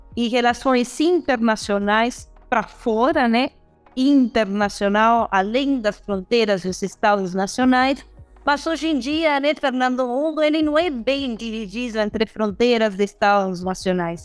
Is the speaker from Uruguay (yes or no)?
yes; Uruguay; now in Brazil; eu uruguaia